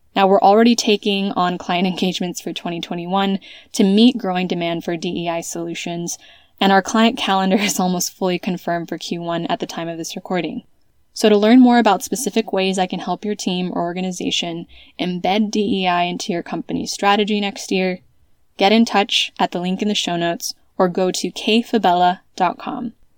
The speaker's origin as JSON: {"language": "English", "country": "United States", "also_born_or_lived": "California", "moved": "as an adult", "lives_now": "Spain", "said": "an American who has lived in Europe since 2010"}